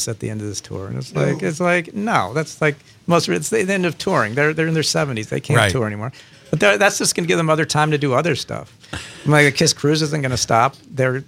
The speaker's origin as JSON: {"language": "English", "region": "Virginia", "country": "United States", "tie": "born or raised there", "also_born_or_lived": "Las Vegas", "said": "I grew up in Virginia"}